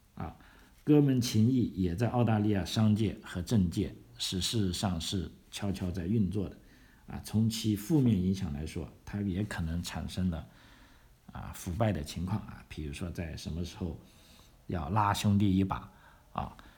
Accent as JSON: {"language": "Chinese", "town": "Guangzhou", "region": "Guangdong", "country": "China", "moved": "as an adult", "lives_now": "Adelaide, Australia", "said": "南澳的冬天对我们广州人来说还是过于漫长了"}